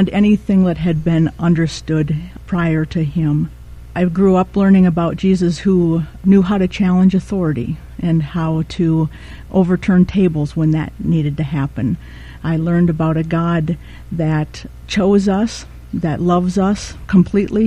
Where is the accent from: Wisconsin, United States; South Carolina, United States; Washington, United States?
Wisconsin, United States; Rhinelander; also born or lived in River Falls, Wisconsin; I was born and raised in Rhinelander, Wisconsin